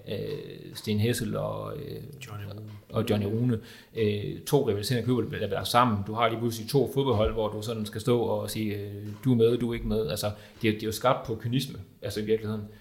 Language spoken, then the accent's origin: Danish; Viborg, Central Denmark Region, Denmark; som viborgenser ved jeg, at jeg er midtjyde